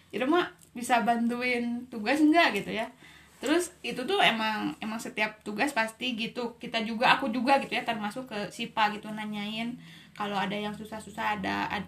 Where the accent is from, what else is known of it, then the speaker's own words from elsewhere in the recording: Pangalengan, West Java, Indonesia; accent: Sundanese; Saya dari Pangalengan.